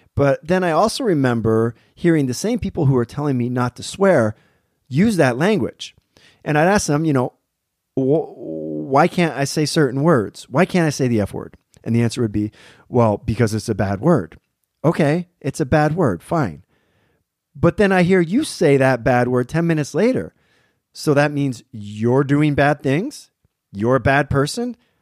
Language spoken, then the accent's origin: English; Pennsylvania, United States; I'm from Pennsylvania